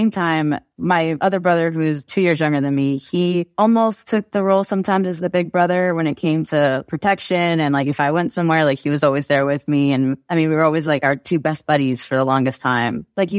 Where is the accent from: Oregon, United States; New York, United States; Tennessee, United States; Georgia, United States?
New York, United States; New York City; I was born in Queens, New York, and that's where I spent most of my time.